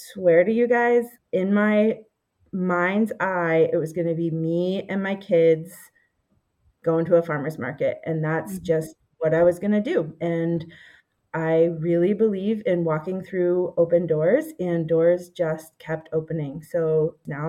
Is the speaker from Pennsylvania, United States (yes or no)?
yes; Pennsylvania, United States; moved away as an adult; also born or lived in Massachusetts; we moved back to my hometown in Pennsylvania